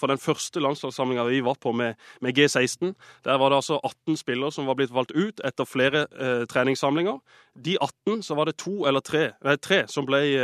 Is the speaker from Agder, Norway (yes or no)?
yes; Agder, Norway; vi som er født og oppvokst på Sørlandet, det, vi er hjemmekjære